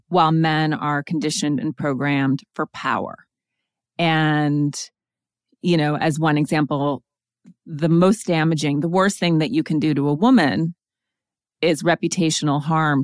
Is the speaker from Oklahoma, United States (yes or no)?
no; Montana, United States; also born or lived in East Coast; now in Los Angeles, United States; I am from Montana, and I spent most of my formative years very much in nature